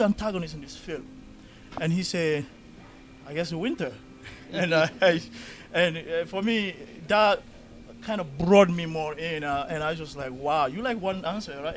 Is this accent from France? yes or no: yes; Paris, Île-de-France, France; also born or lived in London / New York; now in Minnesota, United States; I'm from well, I grew up in Paris